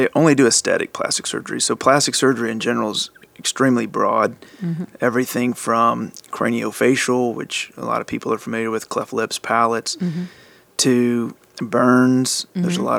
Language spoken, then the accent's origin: English; Louisiana, United States; moved away as an adult; also born or lived in Shreveport, Louisiana; now in Dallas, United States; I'm originally from Louisiana. You grew up in Louisiana? I did. Small town, less than 2,000 people.